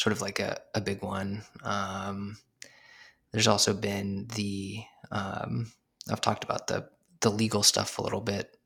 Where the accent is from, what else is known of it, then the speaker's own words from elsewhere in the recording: Arizona, United States; moved away as an adult; also born or lived in New York; I'm from Arizona